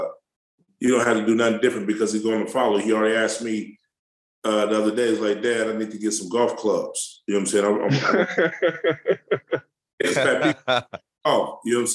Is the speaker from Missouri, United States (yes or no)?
yes; Kansas City, Missouri, United States; I was born in Kansas City, Missouri